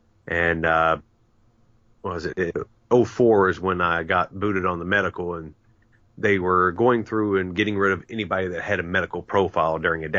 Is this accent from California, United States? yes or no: no; West Virginia, United States; You know, because I was born and raised in West Virginia, coal fields of Mingo and Logan County, West Virginia, down where the Hatfields and McCoys ran about.